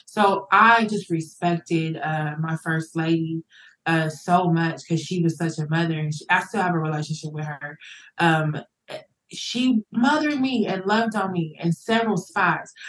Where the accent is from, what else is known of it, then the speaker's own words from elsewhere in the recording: Muncie, Indiana, United States; moved away as an adult; now in Dothan, United States; I'm from Indiana, Muncie, a little small dot in the middle